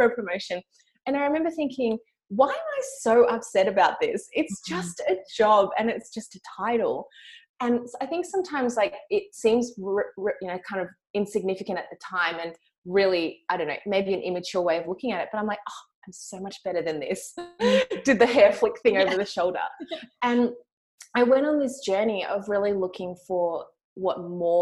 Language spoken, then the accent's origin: English; Melbourne, Victoria, Australia; accent: Australian; moved away; I'm also from Australia. You can hear from my accent.